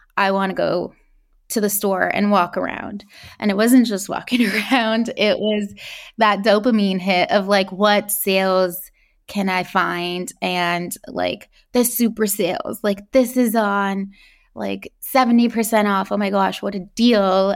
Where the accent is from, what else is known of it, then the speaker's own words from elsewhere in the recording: California, United States; I was born in California, um, to immigrant parents